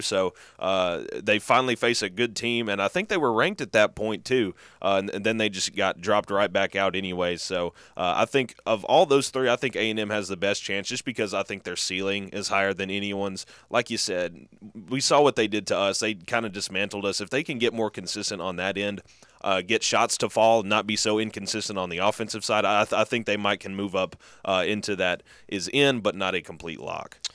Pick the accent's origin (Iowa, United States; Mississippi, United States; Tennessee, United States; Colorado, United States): Tennessee, United States; Martin; moved away; U T M also going to the O V C tonight, my hometown crew